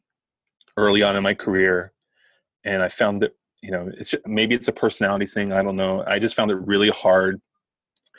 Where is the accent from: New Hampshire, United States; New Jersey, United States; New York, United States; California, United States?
New Jersey, United States; accent: Jersey; it's my Jersey accent